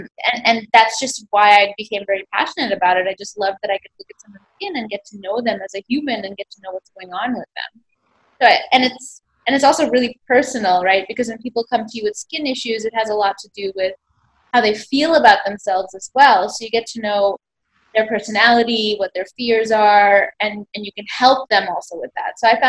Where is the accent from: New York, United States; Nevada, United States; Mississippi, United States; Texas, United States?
New York, United States; now in India; Yes, I was born and raised in New York.